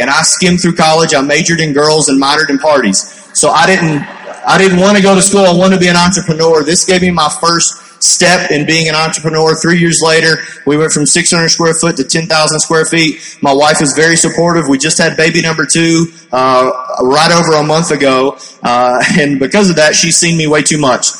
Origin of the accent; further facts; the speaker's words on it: Kentucky, United States; I'm from Kentucky